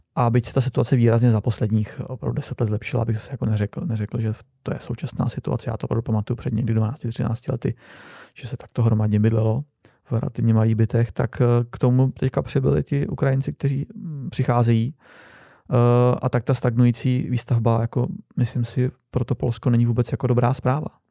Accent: Czechia; moved away; also born or lived in Poland; My jsme Češi

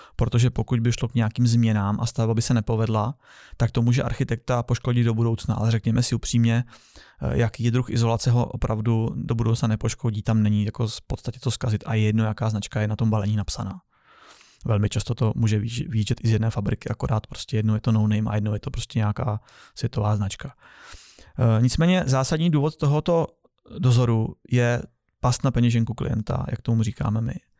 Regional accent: Czechia; my jako Češi

